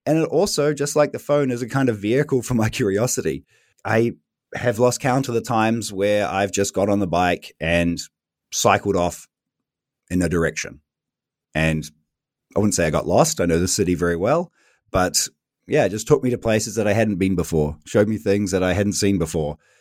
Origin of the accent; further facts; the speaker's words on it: New Zealand; moved away as an adult; now in Berlin, Germany; I am originally from New Zealand, which you can maybe tell from my accent, but I've been living fourteen, almost fifteen years here in Berlin